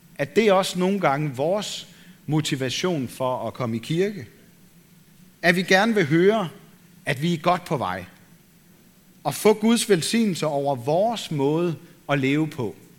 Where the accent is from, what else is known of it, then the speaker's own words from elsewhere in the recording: Denmark; vi som danskere